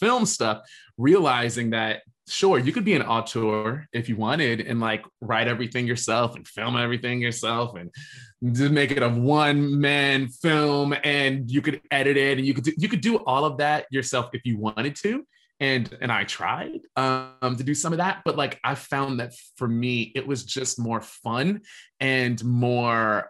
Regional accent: Alexandria, Virginia, United States; now in Los Angeles, United States; I grew up in Alexandria, Virginia, which is right outside of our nation's capital

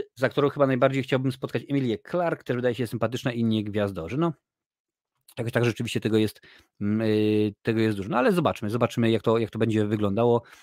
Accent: Lesser Poland, Poland; ja jestem akurat z, z Małopolski, więc mówi się na polu

